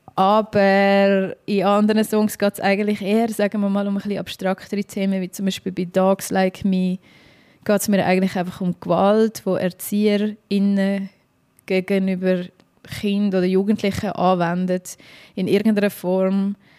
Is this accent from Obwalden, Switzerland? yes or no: no; Dietikon, Zurich, Switzerland; ich bin jetzt in Dietiken aufgewachsen, das ist so eine Aglo zwischen Baden und Zürich